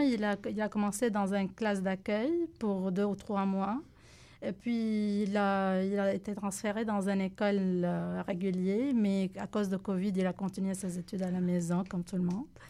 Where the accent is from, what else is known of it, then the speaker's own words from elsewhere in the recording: Lebanon; first language Arabic; French is a second language; moved away as an adult; now in Montreal, Canada; Je viens de Liban. J'ai 37 ans. Ça fait deux ans que je suis ici au Québec